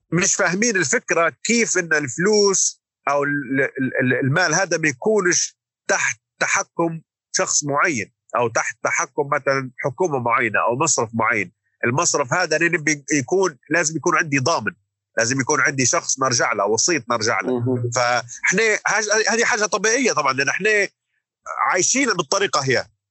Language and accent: Arabic; Libya; moved away as an adult; now in London, United Kingdom; احنا كليبيين